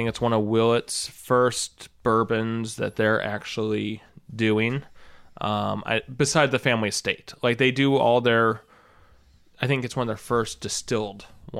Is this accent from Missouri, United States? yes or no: yes; St. Louis, Missouri, United States; we're all from St. Louis